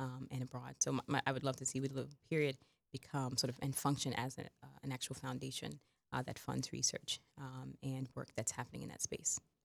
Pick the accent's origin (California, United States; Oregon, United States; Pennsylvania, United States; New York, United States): New York, United States; New York City; I actually grew up in Bed Stuy, Brooklyn